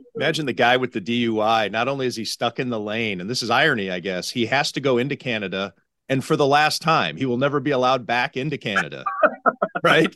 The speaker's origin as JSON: {"language": "English", "town": "Cleveland", "region": "Ohio", "country": "United States", "tie": "born or raised there", "also_born_or_lived": "Las Vegas, Nevada", "moved": "yes", "lives_now": "Buffalo, United States", "said": "my native Cleveland"}